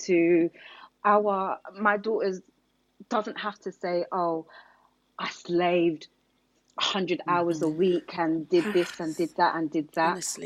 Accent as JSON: {"language": "English", "area": "Hertfordshire", "region": "East of England", "country": "United Kingdom", "tie": "born or raised there", "also_born_or_lived": "Enfield, London", "said": "I actually grew up in Hertfordshire."}